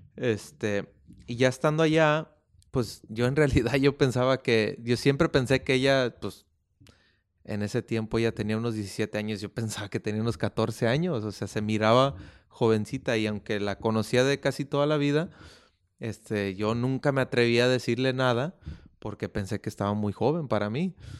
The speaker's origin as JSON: {"language": "Spanish", "town": "Oakland", "region": "California", "country": "United States", "tie": "born or raised there", "said": "yo también soy nacido en California, en Oakland, California"}